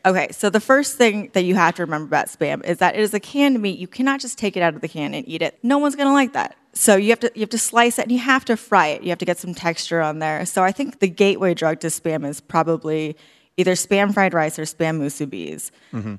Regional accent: Eugene, Oregon, United States; also born or lived in Hawaii; I was born in Hawaii, moved to Eugene, Oregon when I was seven.

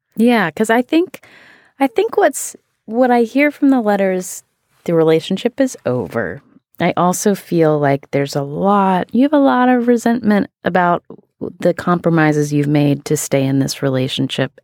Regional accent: West Virginia, United States; I am from West Virginia

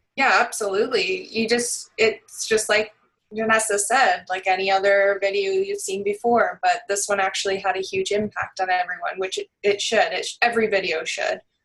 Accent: Barrie, Ontario, Canada; I'm actually from Barrie, Ontario

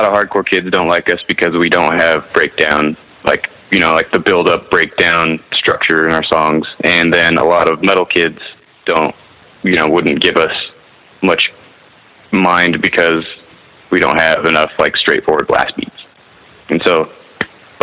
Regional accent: Kearns, Utah, United States; also born or lived in Salt Lake City, Utah; I was born in downtown Salt Lake, and then raised like in a city called Kearns. It was like 20 minutes west

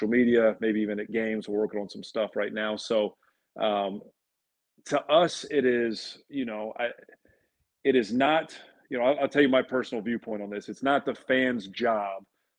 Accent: Dallas, Texas, United States; also born or lived in Lexington, Kentucky; now in Chapel Hill, United States; I grew up in Dallas

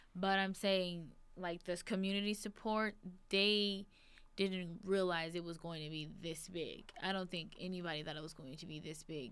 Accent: Las Vegas, Nevada, United States; I'm born and raised in Las Vegas.

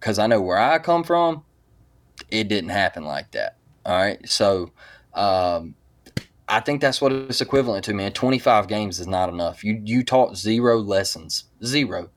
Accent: Mobile, Alabama, United States; I'm from Mobile, Alabama

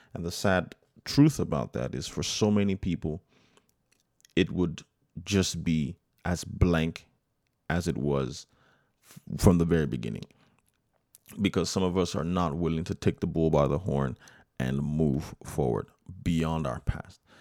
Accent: United States; I was born, I'm first generation American, born here in the United States

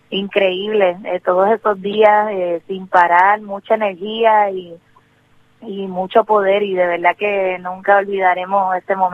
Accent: Puerto Rico; pero también lo que pasa es que nuestra relación con Estados Unidos n

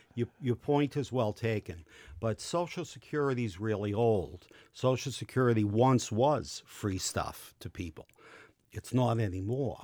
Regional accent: Boston, Massachusetts, United States; I'm not from Boston. I'm from Dorchester

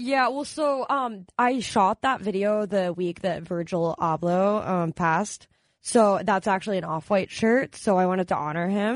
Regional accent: Maryland, United States; now in Los Angeles, United States; I'm from Maryland originally.

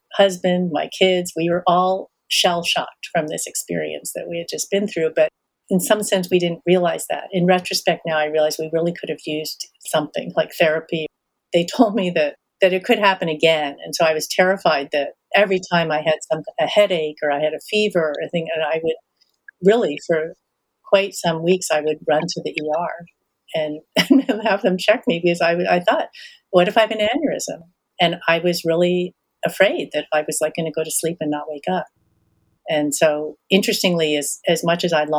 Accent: United States; being American, but Asian American, and Asian American at a time when there were very few Asian Americans, right? And certainly not in my communities anyway, in the 60s

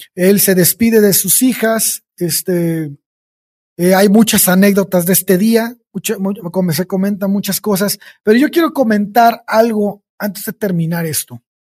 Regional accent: Mexico

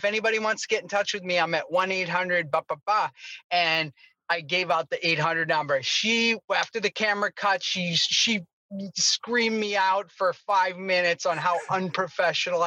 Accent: Boston, Massachusetts, United States; I grew up in Boston, Massachusetts

